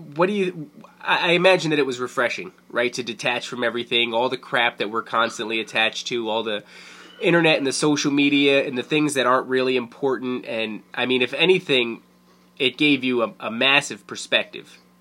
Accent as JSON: {"language": "English", "town": "Carteret", "region": "New Jersey", "country": "United States", "tie": "born or raised there", "also_born_or_lived": "Fords, New Jersey", "said": "I grew up in Carteret and then I I lived in Ford, so right next door"}